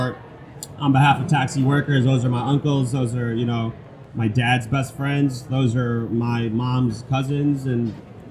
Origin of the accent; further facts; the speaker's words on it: New York City, New York, United States; I've grown up here since 1987. And, you know, going through the New York City experience, going through growing up in Elmhurst, growing up in South Ozone Park